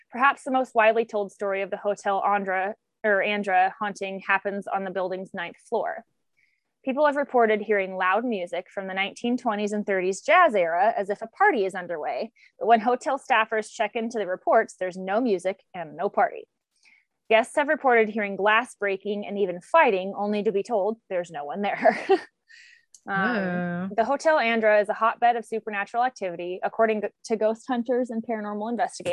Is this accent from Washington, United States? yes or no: yes; Washington, United States; we're from Washington